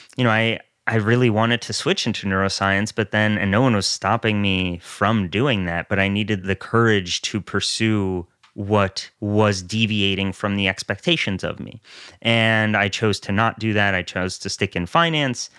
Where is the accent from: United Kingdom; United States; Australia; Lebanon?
United States; New York area; also born or lived in Soviet Russia; I grew up in the New York area